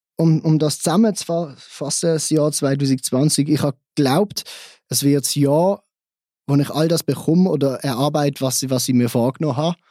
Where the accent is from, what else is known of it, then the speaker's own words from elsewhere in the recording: Basel, Basel-Stadt, Switzerland; Ich bin gebürtiger Basler, ich komme aus der Schweiz.